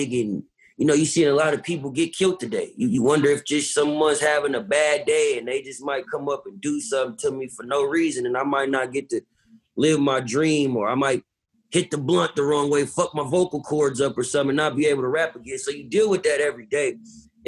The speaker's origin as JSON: {"language": "English", "region": "West Coast", "country": "United States", "said": "I'm from the West Coast"}